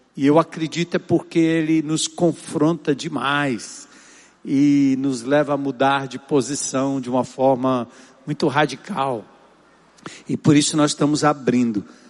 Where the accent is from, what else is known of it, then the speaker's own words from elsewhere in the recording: São Paulo, Brazil; nasci em São Paulo, na Zona Norte